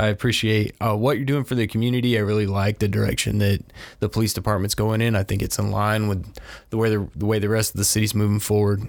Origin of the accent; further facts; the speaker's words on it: Crestview, United States; this is my hometown